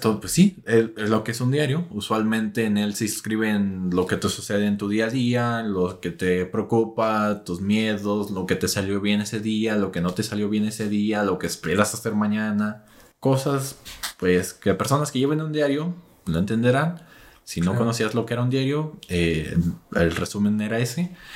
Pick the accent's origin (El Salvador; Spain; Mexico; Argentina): Mexico; como buenos mexicanos